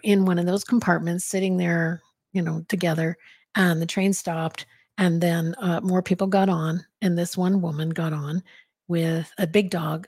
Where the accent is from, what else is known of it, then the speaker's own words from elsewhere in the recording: Arizona, United States; I grew up in Arizona, so I heard Spanish all the time